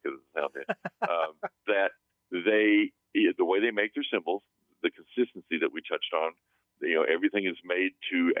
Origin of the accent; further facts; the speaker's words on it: Texas, United States; moved away as an adult; now in San Fernando Valley, United States; I'm from Texas